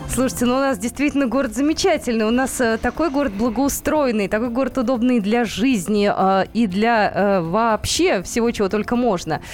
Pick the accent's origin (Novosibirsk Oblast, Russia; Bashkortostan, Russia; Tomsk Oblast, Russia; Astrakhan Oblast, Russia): Novosibirsk Oblast, Russia; Novosibirsk; now in Moscow, Russia; моим родным городом Новосибирском